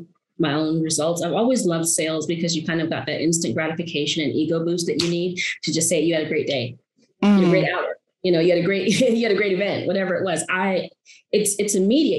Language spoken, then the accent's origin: English; Arizona, United States; moved away as an adult; also born or lived in Brooklyn, New York; now in New York, United States; was born in Brooklyn, grew up in Arizona my whole life